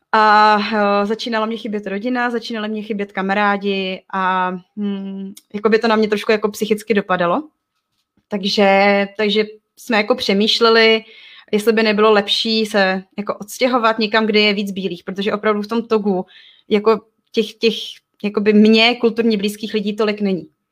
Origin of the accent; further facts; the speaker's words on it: Czechia; also born or lived in Togo; jako Češka